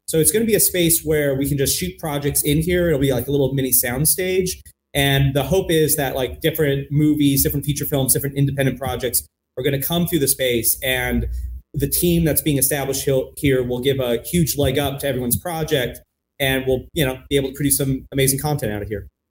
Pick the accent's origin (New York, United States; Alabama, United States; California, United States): California, United States; Los Angeles; now in Portland, United States; I grew up in Los Angeles, but I didn't have a connection to the film community in LA.